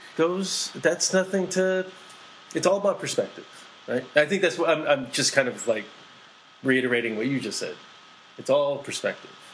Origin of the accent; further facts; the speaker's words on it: East Coast, United States; I grew up in the East Coast. So, in the East Coast, uh, where I grew up was predominantly Korean Americans.